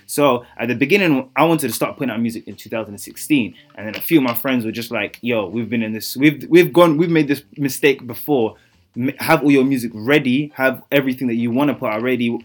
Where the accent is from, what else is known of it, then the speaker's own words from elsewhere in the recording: London, United Kingdom; accent: British; I grew up in a part of East London, um, of London, East London, Newham